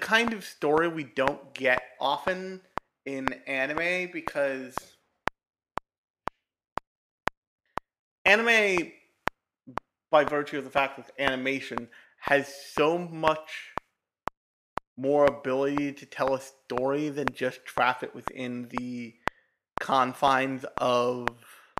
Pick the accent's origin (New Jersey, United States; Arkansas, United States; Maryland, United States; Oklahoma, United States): New Jersey, United States; also born or lived in New York City, New York, United States; I grew up for various reasons in New Jersey.